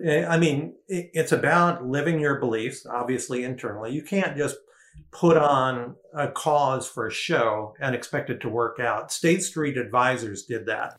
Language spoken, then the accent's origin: English; Detroit, Michigan, United States; moved away; also born or lived in New York; I grew up in in the Detroit area, and when I first went to design school in New York